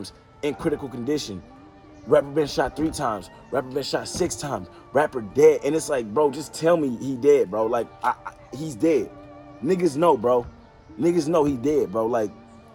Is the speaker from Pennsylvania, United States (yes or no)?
no; Detroit, Michigan, United States; moved away; also born or lived in Glendale, California; I'm from Detroit